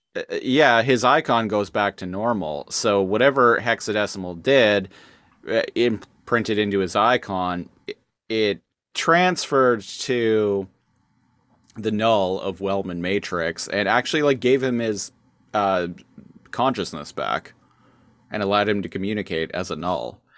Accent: Canada; I'm Canadian

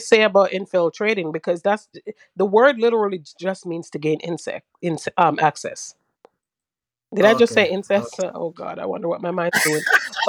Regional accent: Jamaica; I'm Jamaican. I'm Jamaican. I'm African. I'm a Garveyite.

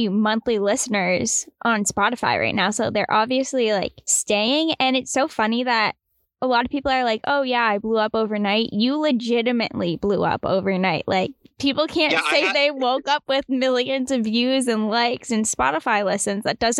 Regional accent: Boston, Massachusetts, United States; And we're from Boston, so we're used to traffic

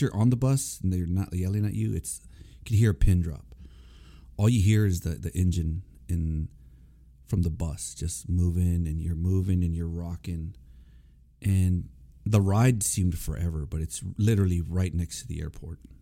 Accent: Corpus Christi, Texas, United States; moved away as an adult; I was born and raised in Corpus Christi, Texas

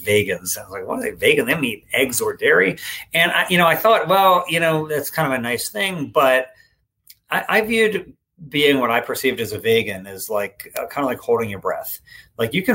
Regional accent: East Coast, United States; moved away as an adult; now in Sacramento, United States; I grew up on the East Coast

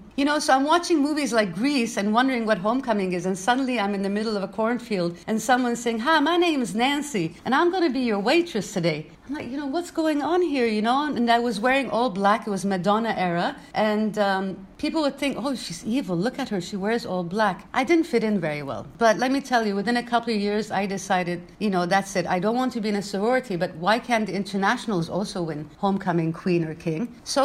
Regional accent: Manama, Capital Governorate, Bahrain; also born or lived in Brooklyn, United States; from Manama, Brooklyn, New York, Bahrain.

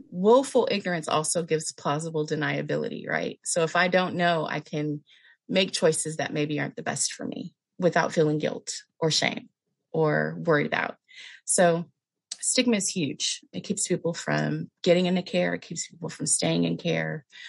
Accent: California, United States; now in Palm Springs, United States; I am in Palm Springs, California. California girl my entire life. I moved to Palm Springs a couple years ago

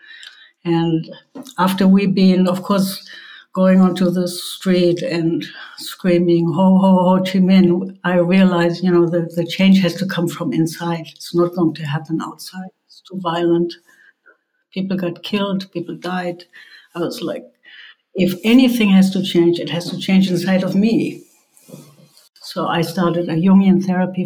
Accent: Germany; born or raised there

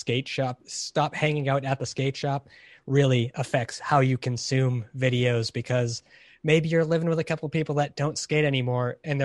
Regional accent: Hollywood, California, United States; My hometown, Hollywood, California.

